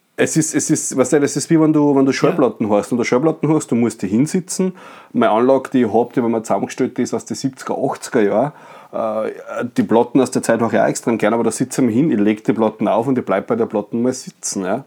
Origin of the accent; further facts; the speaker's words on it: Bad Ischl, Upper Austria, Austria; also, no offense gegen meine Heimat. Ich bin sehr gerne Badischler, fühle mich sehr wohl im Salzkammer gut